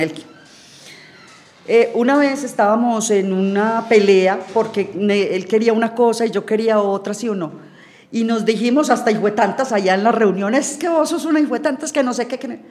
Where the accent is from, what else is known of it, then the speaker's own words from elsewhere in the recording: Urrao, Antioquia, Colombia; now in San Antonio de Prado, Colombia; Yo soy de Urrao, Antioquia